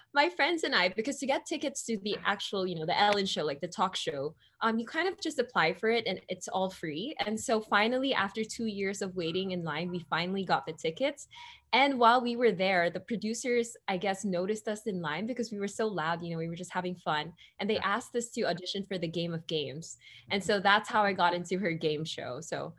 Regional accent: Philippines; It was very fun, you know, and I think Filipino culture, it's just so vibrant.

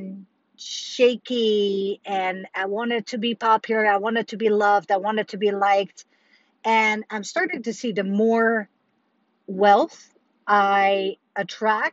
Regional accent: Netherlands; moved away; I remember every Sunday growing up in Holland

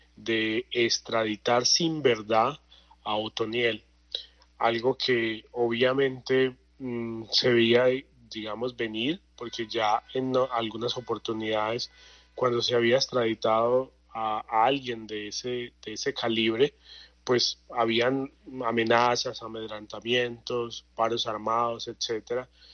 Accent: Puerto Berrío, Antioquia, Colombia; yo que soy de Puerto Berrío, de Magdalena Medio

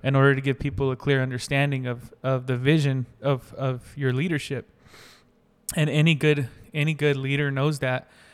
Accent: North Carolina, United States; I grew up in North Carolina

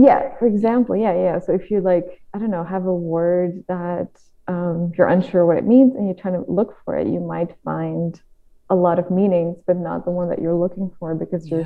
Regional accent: Netherlands; English is a second language; I'm from the Netherlands

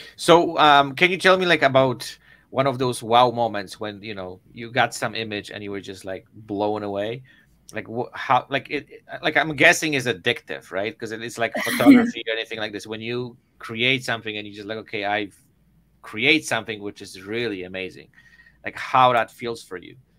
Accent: Poland; moved away; I'm originally from Poland.

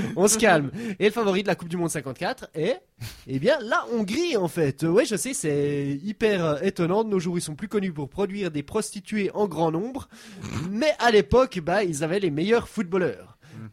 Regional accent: Swiss Jura, Switzerland; first language French; j'ai grandi dans une région qui, pendant longtemps, faisait partie, était petite part d'une plus grosse région euh, alémanique. Sauf que nous, on parlait français dans notre région, donc dans le Jura suisse

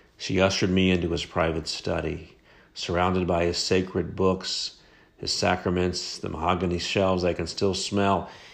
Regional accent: Dayton, Ohio, United States; I started practicing family medicine in my hometown of Dayton, Ohio

